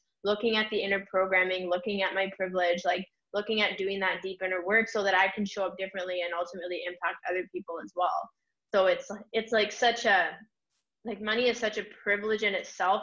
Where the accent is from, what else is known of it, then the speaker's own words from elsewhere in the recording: Canada; I'm from Canada